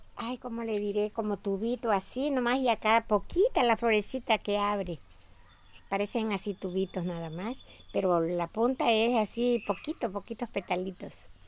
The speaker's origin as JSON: {"language": "Spanish", "town": "Petatlán", "region": "Guerrero", "country": "Mexico", "moved": "yes", "lives_now": "Marqués de Comillas, Mexico", "said": "Yo soy del estado de Guerrero, del municipio de Petatlán."}